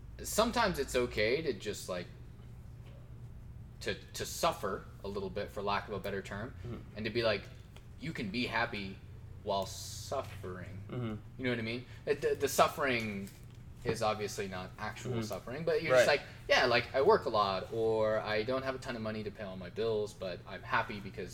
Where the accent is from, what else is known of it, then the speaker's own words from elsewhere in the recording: northern Colorado, United States; coming from, like, you know, northern Colorado